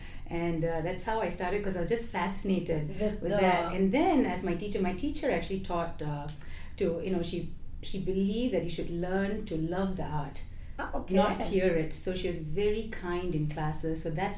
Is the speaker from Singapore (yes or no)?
yes; Singapore; moved away; I am originally from Singapore, born and brought up there.